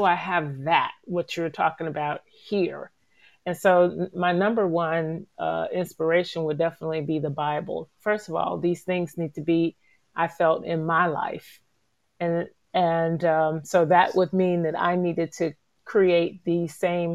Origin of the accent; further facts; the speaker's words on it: Gainesville, Florida, United States; growing up in Gainesville and after college and moving away with my husband and then returning back here